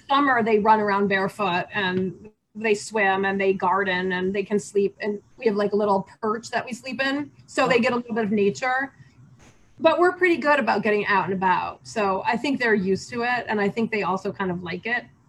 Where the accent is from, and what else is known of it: United States; moved away as an adult; now in Beijing, China